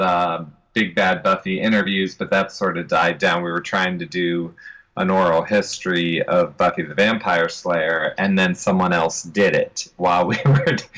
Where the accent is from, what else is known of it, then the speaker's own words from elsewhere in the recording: Columbus, Ohio, United States; I'm from Columbus, Ohio, the home of Jack Hanna